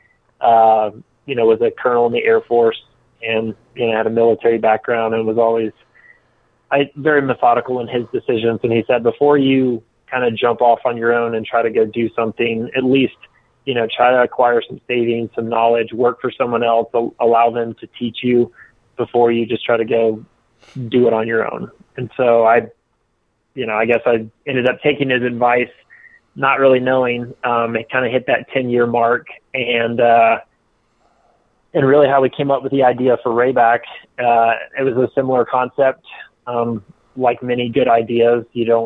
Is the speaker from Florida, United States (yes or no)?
no; outside of Atlanta, Georgia, United States; moved away; also born or lived in Birmingham, Alabama; I grew up in outside of Atlanta, Georgia